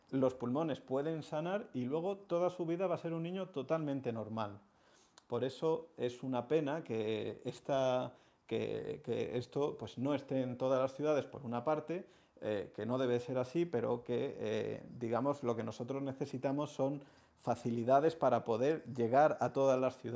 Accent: Seville, Andalusia, Spain; now in Madrid, Spain; la hermandad de Santa Cruz, en la calle Mateos Gago, que es mi barrio donde yo nací y desde la que soy hermano desde que nací, desde que nací soy hermano.

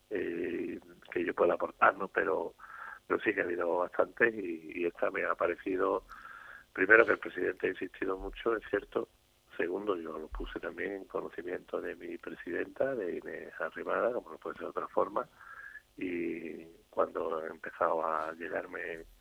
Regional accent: Andalusia, Spain; Soy andaluz y creo que todos estamos obligados a colaborar en cualquier momento de nuestra vida para intentar que aquí, en esta tierra maravillosa en la que vivimos, pues las cosas funcionen.

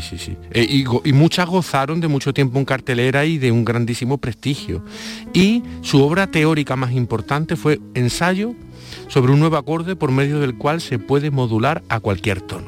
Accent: Málaga, Andalusia, Spain; muchas veces se nota que uno es malagueño

